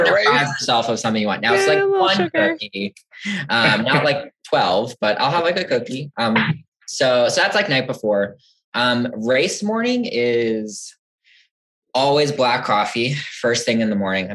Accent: New Jersey, United States; moved away as an adult; now in Champaign, United States; So I'm from New Jersey originally. I came out to school here back in 2008, and now I haven't left

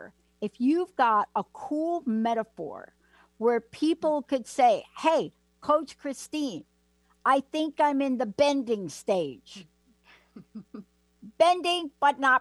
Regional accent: New York City, New York, United States; I come from the Bronx

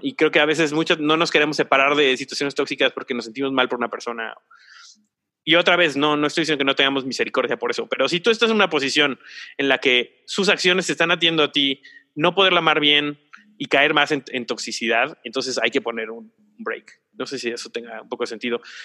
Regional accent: Mexico; como mexicanos y como cultura latina

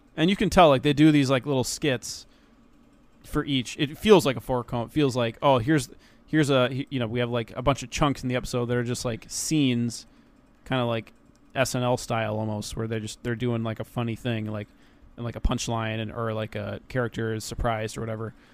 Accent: United States; I'm, I'm American

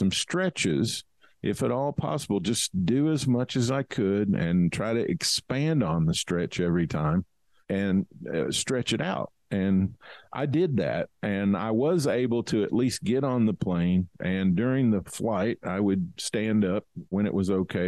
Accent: Kentucky, United States; I grew up in Kentucky. We had a farm and a horse ranch.

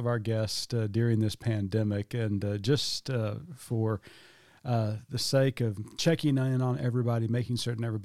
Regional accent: Oklahoma, United States; Growing up in Southern Baptist churches in Oklahoma

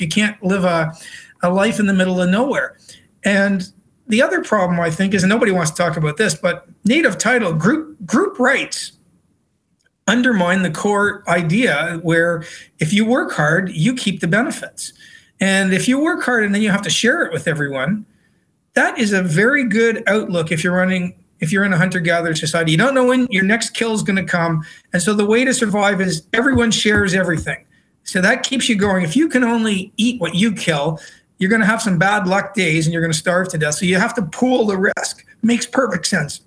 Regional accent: Canada; also born or lived in Britain; now in Australia; my home country of canada

